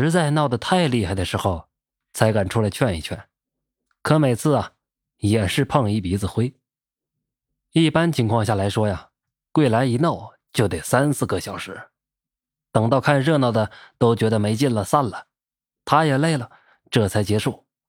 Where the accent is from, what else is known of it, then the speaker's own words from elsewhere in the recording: Northeast China, China; 我老家在东北，那个时候我十来岁，我们家邻居姓高